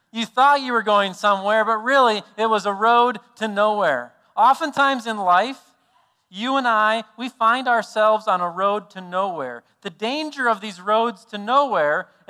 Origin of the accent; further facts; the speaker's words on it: South Dakota, United States; we're from South Dakota